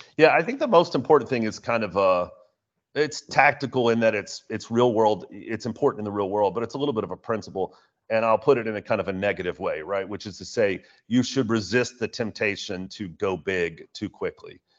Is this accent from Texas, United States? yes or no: yes; Houston, Texas, United States; my hometown of Houston